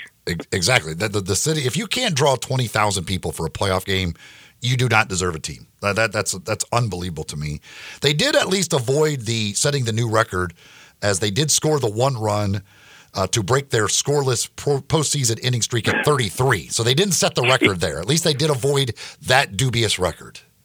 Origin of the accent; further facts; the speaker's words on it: Memphis, Tennessee, United States; I tell people I'm from Memphis